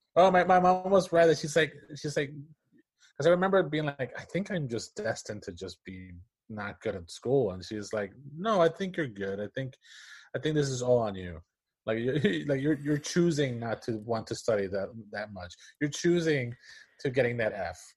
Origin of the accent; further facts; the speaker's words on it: Puerto Rico; English is a second language; moved away as an adult; now in United States; was born and raised in Puerto Rico, and I lived there for, I think, maybe 22 years